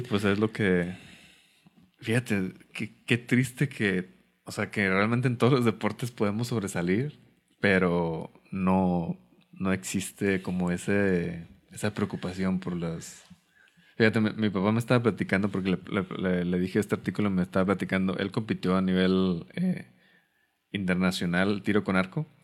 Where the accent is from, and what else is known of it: Mexico